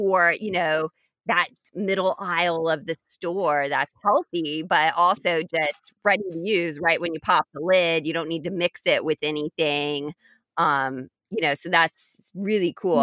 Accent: Indiana, United States; I grew up in Indiana

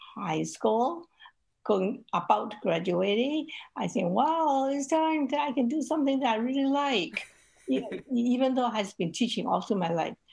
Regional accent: Hong Kong; I grew up in Hong Kong

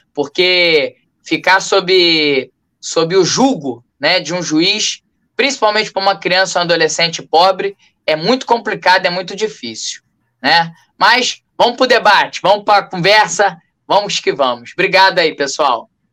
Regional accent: Rio de Janeiro, Brazil; Sou morador do bairro de Cavalcante, nascido e criado aqui em Cavalcante, zona norte do Rio

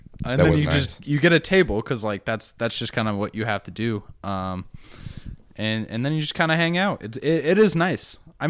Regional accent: Rochester, New York, United States

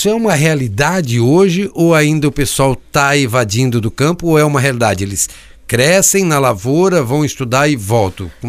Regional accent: Joinville, Santa Catarina, Brazil; also born or lived in Criciúma; eu morei algum tempo aqui em Criciúma, eu sou natural de Joinville, mas morei aqui em Criciúma há algum tempo

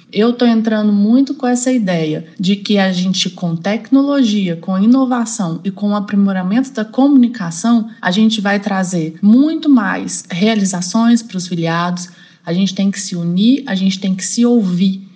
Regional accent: Belo Horizonte, Minas Gerais, Brazil; moved away as an adult; also born or lived in Paraná; eu sou de Minas Gerais, sou de Belo Horizonte. Eu tô no MPU há 10 anos. Eu fiquei 3 anos no Paraná, depois eu consegui remover para Belo Horizonte, então eu voltei para minha cidade natal

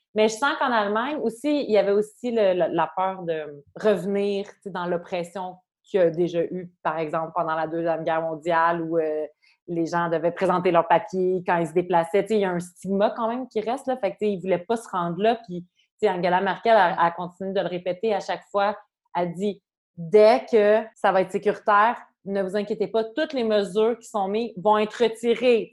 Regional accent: Quebec, Canada; moved away as an adult; also born or lived in Montreal; now in Germany; je suis canadienne

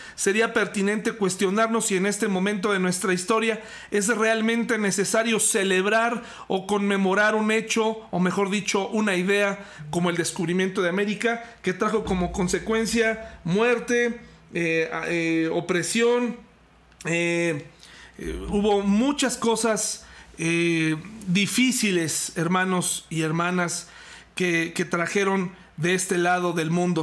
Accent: Mexico; nosotros como mexicanos también vivimos esto a diario

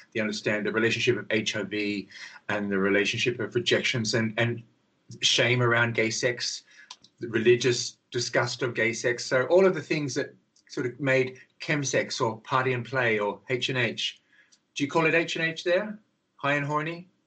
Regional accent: Australia; now in London, United Kingdom; I'm Australian actually, but I live in London

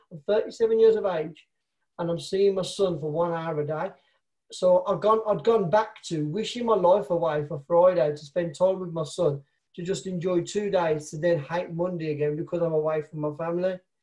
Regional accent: Birmingham, West Midlands, United Kingdom; I'm from Birmingham, England, in the UK.

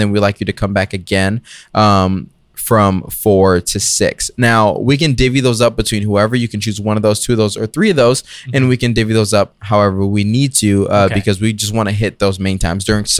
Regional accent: Georgia, United States; Really? I'm from Gwinnett.

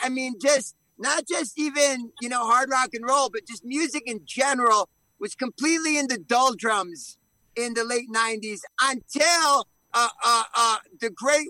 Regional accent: Connecticut, United States; we're originally from the East Coast, from Connecticut.

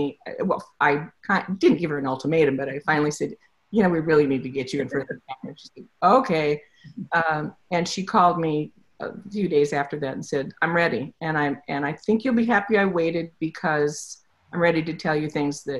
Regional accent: Las Vegas, Nevada, United States; I grew up in Las Vegas

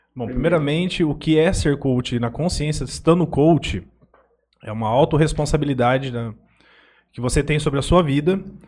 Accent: Jales, São Paulo, Brazil; also born or lived in Aparecida do Taboado; eu sou natural de Jales, né? Fui criado aqui

